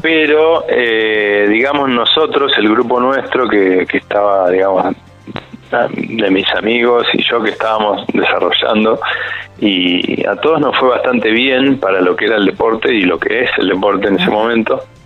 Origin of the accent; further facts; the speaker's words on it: Buenos Aires, Argentina; yo soy de Buenos Aires